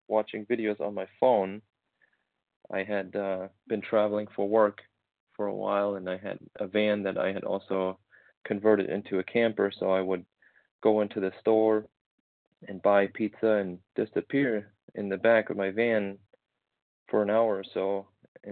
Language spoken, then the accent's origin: English; Germany; moved away as an adult; now in United States; memories from my teens in my hometown in Germany